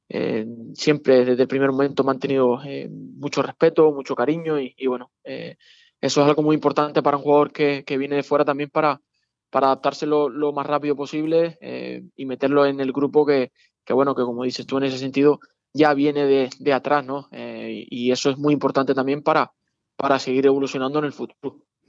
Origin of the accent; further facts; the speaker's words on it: Las Palmas, Canary Islands, Spain; moved away; contra Las Palmas, contra el equipo de, de mi tierra